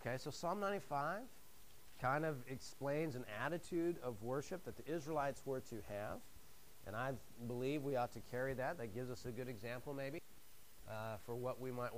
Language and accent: English; the Northwest, Pacific Northwest, United States; moved away; I'm from the Northwest, and it's beautiful up there